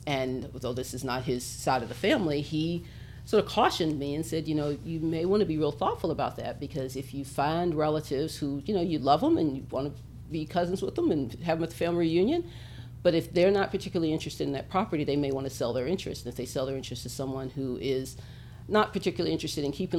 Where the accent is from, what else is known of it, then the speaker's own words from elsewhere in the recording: Little Rock, Arkansas, United States; also born or lived in Atlanta; I grew up here in Little Rock